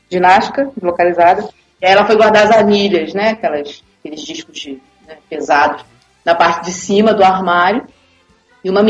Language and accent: Portuguese; Niterói, Rio de Janeiro, Brazil; Porque eu tenho um amigo que é quem dá aula em Niterói, eu sou de Niterói.